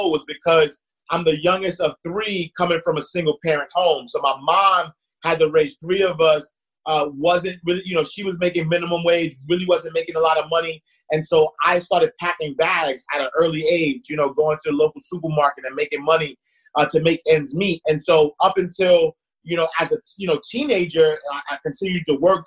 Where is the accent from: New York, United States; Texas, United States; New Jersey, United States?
New York, United States; New York City; I'm from Harlem, home of the hustlers